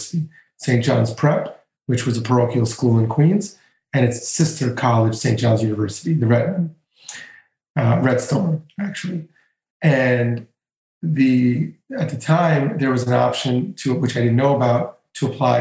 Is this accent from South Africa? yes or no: no; Greece; moved away; in my home country, in Greece